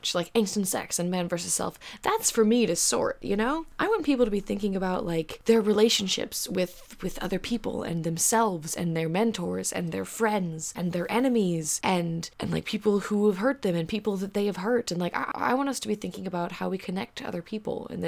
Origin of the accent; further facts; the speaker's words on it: Georgia, United States; I was raised in Georgia